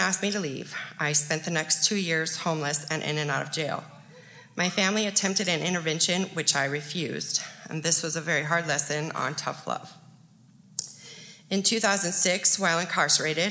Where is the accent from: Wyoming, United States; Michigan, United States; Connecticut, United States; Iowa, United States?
Wyoming, United States; Gillette; I was born and raised here in Gillette, your typical coal miner's daughter